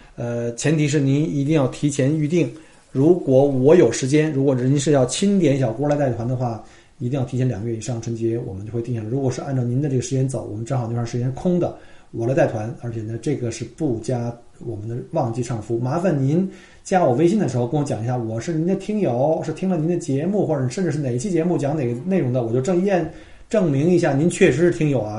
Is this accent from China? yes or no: yes; China; now in Australia; 我们中国人的最大数字叫九嘛